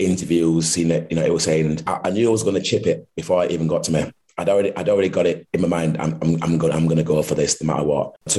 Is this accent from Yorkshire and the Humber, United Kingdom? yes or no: yes; Huddersfield, Yorkshire and the Humber, United Kingdom; being a local person playing for my hometown club to wear the blue and white shirt